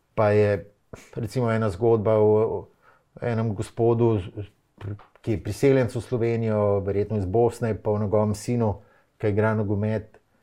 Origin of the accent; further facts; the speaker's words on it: Ljubljana, Slovenia; sem jaz Ljubljančan, sem se vozil v Škofijo, lahko to športno gimnazijo